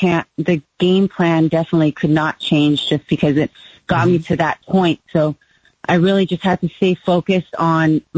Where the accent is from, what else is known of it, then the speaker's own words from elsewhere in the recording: Southern California, United States; moved away; I'm originally from California. And immediately my dad got me into golf lessons, played junior Southern California junior golf, played for high school